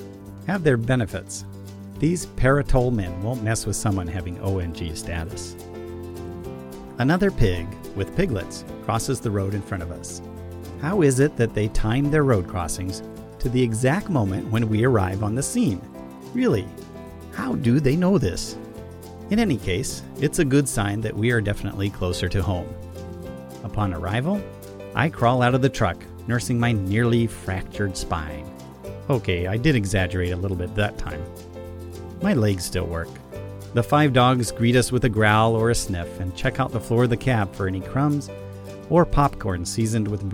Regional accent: Arkansas, United States; I'm from Arkansas

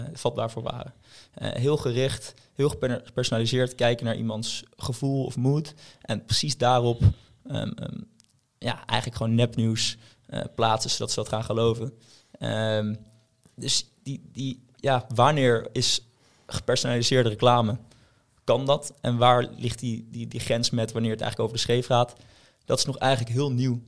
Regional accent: Haarlem, North Holland, Netherlands; in Haarlem, waar ik vandaan kom

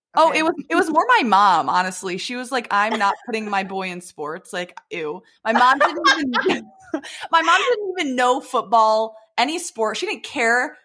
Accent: Detroit, Michigan, United States; also born or lived in Plymouth, Michigan; I am from the Detroit area, live in Plymouth

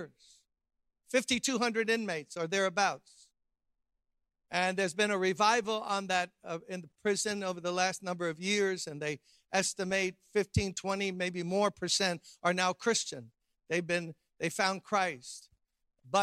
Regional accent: New York City, New York, United States; I grew up middle class in Brooklyn, New York

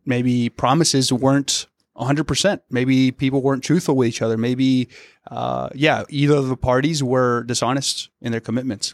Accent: the South, United States; moved away; I'm from the South

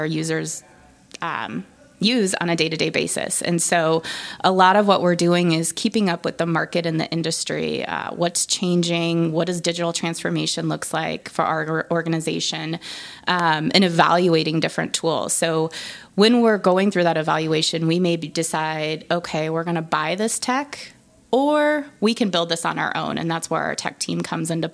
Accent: Nebraska, United States; I am from Nebraska

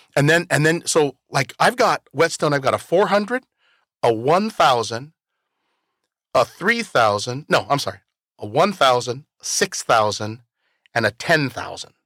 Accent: Toppenish, Washington, United States; also born or lived in California; I'm from Toppenish.

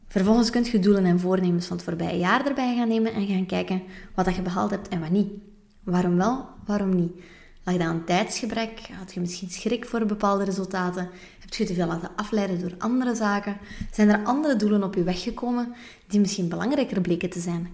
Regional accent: West Flanders, Belgium; now in Antwerp, Belgium; als West-Vlaming

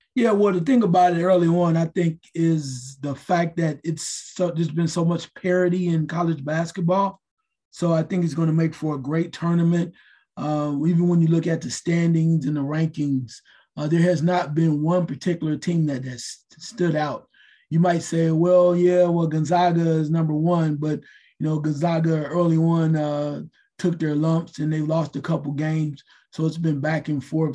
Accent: Dayton, Ohio, United States; I'm from Dayton

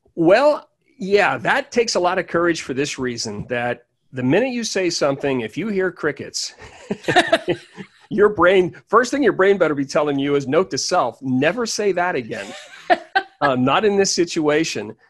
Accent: Pittsburgh, Pennsylvania, United States; I'm originally from Pittsburgh, Pennsylvania.

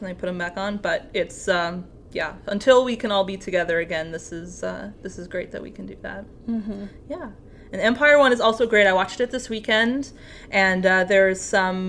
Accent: Canada; I'm Canadian

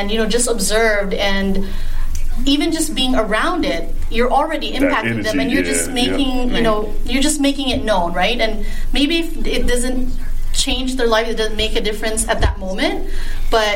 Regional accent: Philippines; now in Las Vegas, United States; I'm Filipino

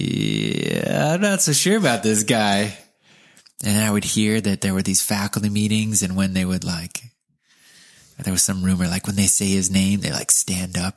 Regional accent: California, United States; we grew up in California too

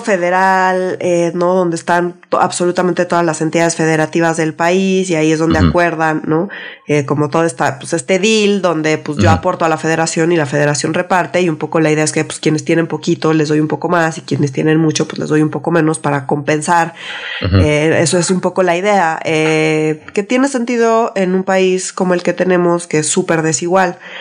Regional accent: Mexico City, Mexico; yo como chilanga, super chilanga que soy

